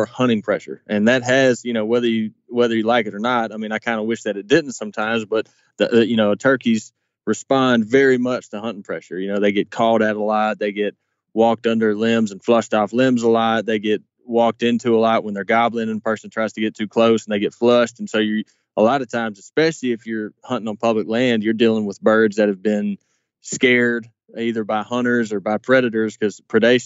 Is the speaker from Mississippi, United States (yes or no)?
yes; Mississippi, United States; my home state of Mississippi